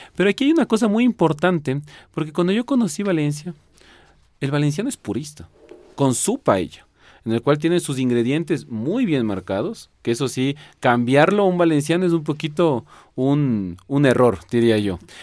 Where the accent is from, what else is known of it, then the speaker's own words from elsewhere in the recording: Quito, Pichincha, Ecuador; soy quiteño 100% y ecuatoriano de, de, orgullo total